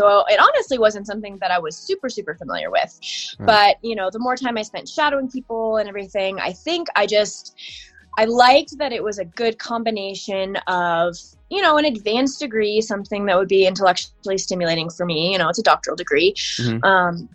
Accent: Lakewood, Colorado, United States; I was born and raised in Lakewood, Colorado

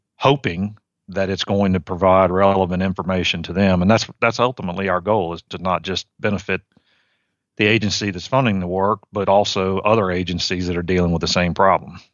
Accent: Virginia, United States; moved away as an adult; also born or lived in Mississippi; now in Georgia, United States; I grew up in Virginia. I was a, um, I was a suburban kid

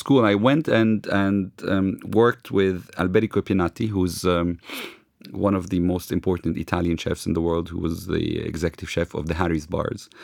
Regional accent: London, United Kingdom; now in Lebanon; I grew up in London

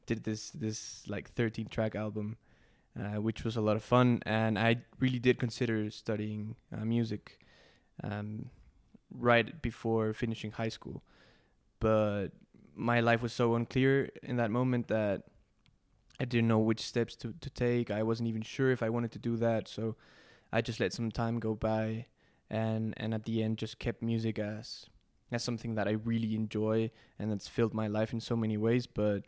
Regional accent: Mexico City, Mexico; English is a second language; All right, yeah, I was born and raised in Mexico City, very lucky kid. Grew up in suburban Mexico City

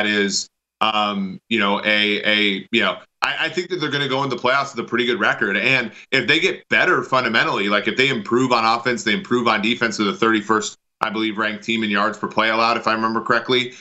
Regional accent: Minnesota, United States; growing up in Minnesota

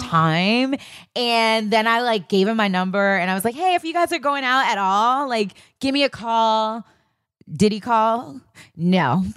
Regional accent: New York City, New York, United States; as a kid growing up in Queens, Hollis, Queens

